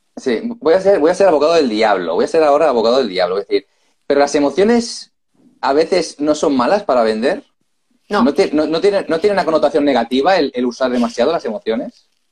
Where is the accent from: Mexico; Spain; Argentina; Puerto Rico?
Spain; Barcelona, Catalonia; nosotros también somos de Barcelona